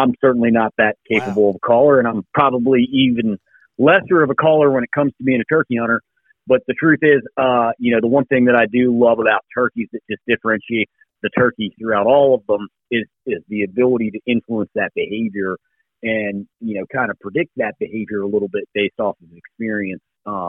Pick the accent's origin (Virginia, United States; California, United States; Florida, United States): Virginia, United States; I'm from Virginia, and in February we get a lot of winds